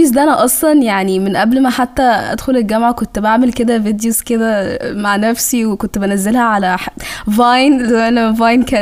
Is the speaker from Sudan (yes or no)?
yes; Sudan; اقول لهم انا سودانيه